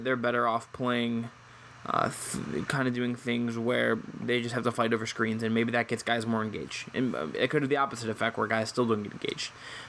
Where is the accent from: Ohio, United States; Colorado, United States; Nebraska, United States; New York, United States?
Ohio, United States; Cleveland; I grew up in Cleveland.